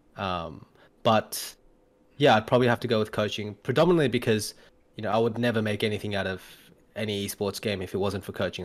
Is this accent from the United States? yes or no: no; Australia; also born or lived in Korea; I grew up in Australia, and then obviously, uh, have a, have a Korean name on the side